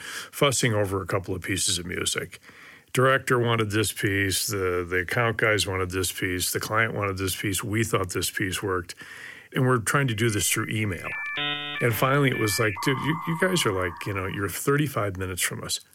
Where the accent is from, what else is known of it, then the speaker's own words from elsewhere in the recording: Detroit, Michigan, United States; moved away; I'm originally from Detroit, Michigan, and moved out here in the early 70s